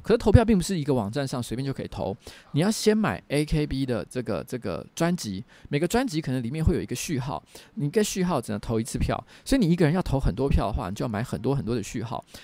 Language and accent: Chinese; Taiwan; 我是唯一的台湾人